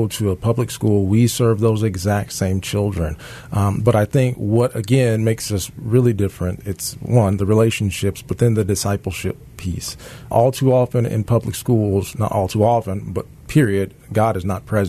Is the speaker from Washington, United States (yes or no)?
yes; Seattle, Washington, United States; born there; also born or lived in Yakima / Topeka; now in Memphis, United States; I was born in Seattle, Washington, then from Seattle to Yakima, Washington, then from Yakima, Washington to Topeka, Kansas, then from Topeka, Kansas to Memphis.